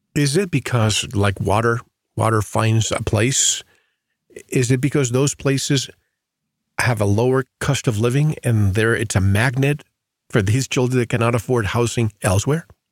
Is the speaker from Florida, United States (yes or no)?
yes; Florida, United States; moved away; I grew up in Florida and I go to Florida all the time